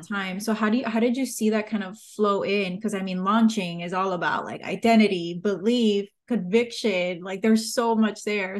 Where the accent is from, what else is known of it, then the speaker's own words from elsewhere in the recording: Miami, Florida, United States; accent: Miami; my Miami accent